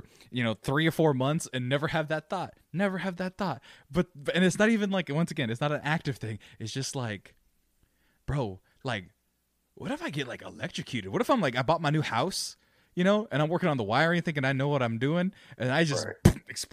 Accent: United States; We're American

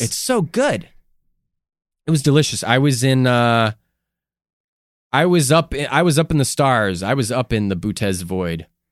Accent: Midwest, United States; we came from the Midwest.

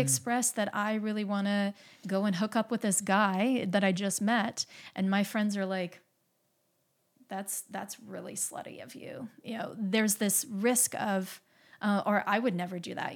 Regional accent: Midwest, United States; I grew up in the Midwest

